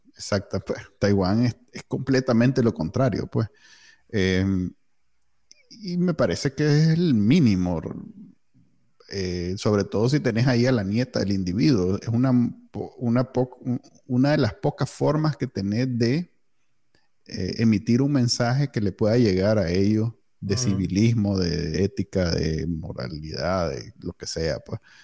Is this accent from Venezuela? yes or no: no; Managua, Nicaragua; soy egresado del Colegio Alemán